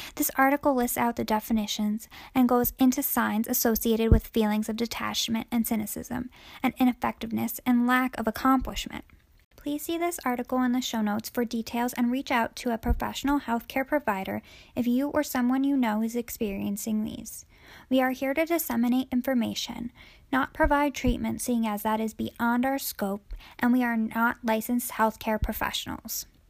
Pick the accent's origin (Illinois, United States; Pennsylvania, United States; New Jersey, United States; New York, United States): New Jersey, United States; I am from and currently still a resident of New Jersey, born and raised